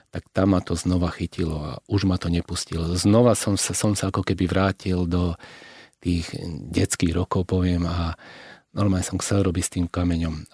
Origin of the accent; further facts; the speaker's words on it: Slovakia; my sme Slováci